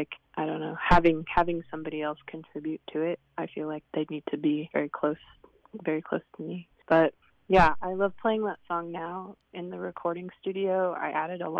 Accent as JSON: {"language": "English", "area": "Swinomish Indian tribal community", "region": "Northwest Washington State", "country": "United States", "tie": "born or raised there", "said": "I grew up in the Swinomish Indian tribal community that's in between Seattle and Bellingham in Northwest Washington State"}